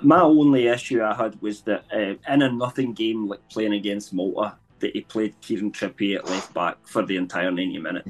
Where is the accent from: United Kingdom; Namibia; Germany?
United Kingdom; England; officially I'm English